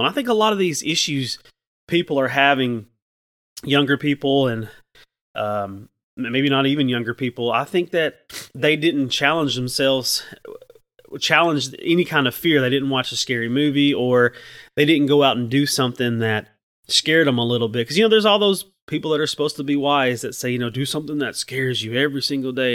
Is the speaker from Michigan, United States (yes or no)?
no; Chattanooga, Tennessee, United States; I'm from Chattanooga, and I grew up in the shadow of, um, a Sequoia nuclear plant